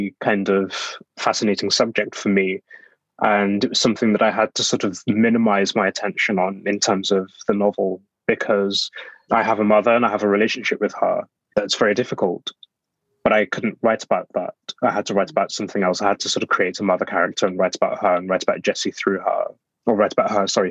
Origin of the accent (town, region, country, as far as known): Black Country, West Midlands, United Kingdom; born or raised there; now in London, United Kingdom